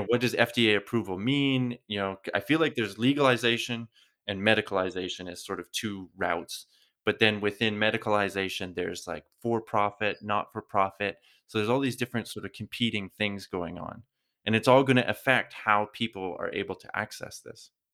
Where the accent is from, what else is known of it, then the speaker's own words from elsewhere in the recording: Canada; now in Europe; I come from Canada, I live in Europe now